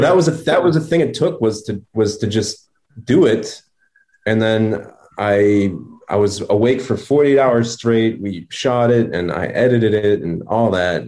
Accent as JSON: {"language": "English", "town": "Revere", "region": "Massachusetts", "country": "United States", "tie": "born or raised there", "moved": "yes", "said": "my hometown theater of uh, Revere"}